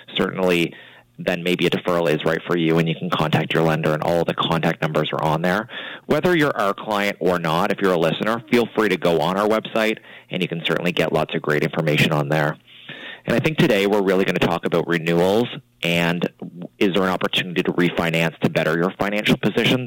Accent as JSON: {"language": "English", "area": "Annapolis Valley", "region": "rural Nova Scotia", "country": "Canada", "tie": "born or raised there", "said": "I grew up in the Annapolis Valley in a small small town"}